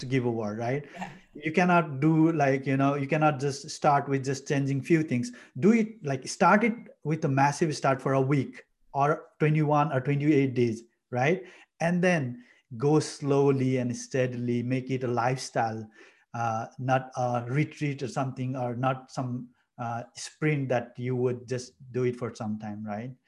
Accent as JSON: {"language": "English", "country": "Nepal", "moved": "as an adult", "said": "I'm from Nepal, a beautiful village uh, in Nepal. Uh, came here in 2015 to do my master's."}